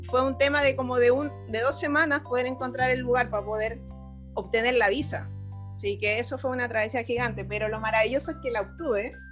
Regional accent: Chile; moved away as an adult; porque yo me fui desde Chile con un lugar donde iba a llegar

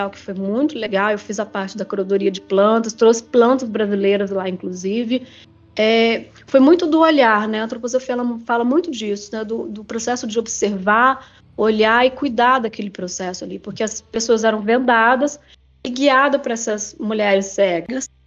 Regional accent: Japan; É, como eu sou japonesa, a gente tem muito respeito pelo idoso também.

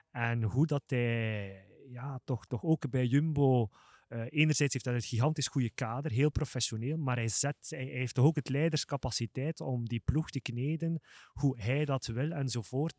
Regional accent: Flanders, Belgium; als Vlamingen, een enorme geschiedenis hebben

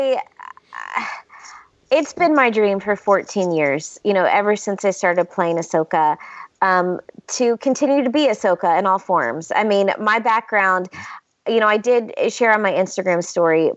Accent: the South, United States; I used to say I'm from the South. So, you know, in the South, we say, bless her heart.

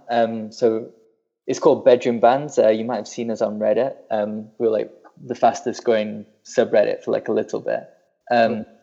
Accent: Burnley, North West England, United Kingdom; you've ruined my accent because I definitely don't sound like I'm from Burnley anymore.

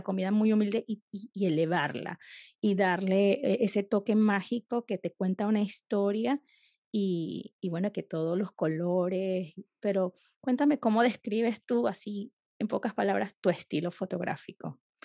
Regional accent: Venezuela; las caraotas, como le decimos en, Venezuela

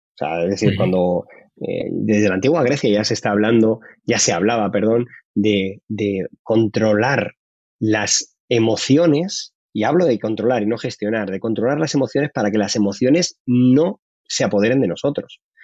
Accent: Madrid, Community of Madrid, Spain; yo soy de Carabanchel

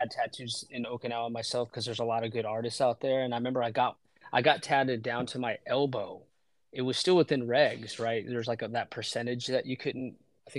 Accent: Waldorf, Maryland, United States; moved away as an adult; And I'm from Waldorf, Maryland.

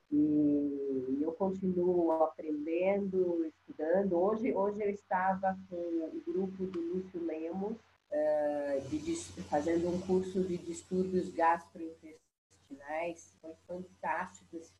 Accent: São Paulo, Brazil; de um casal de primos irmãos cearenses que chegaram muito pobres em São Paulo

